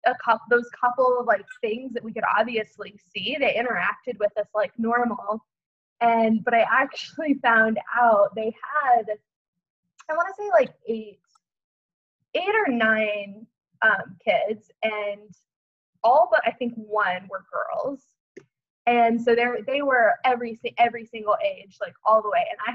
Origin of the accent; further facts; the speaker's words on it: Oklahoma, United States; I grew up in Oklahoma, so I'm fairly, like, familiar with, like, Southern culture